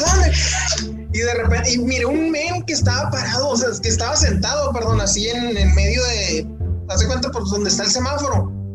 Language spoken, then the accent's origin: Spanish; Mexico; somos mexicanos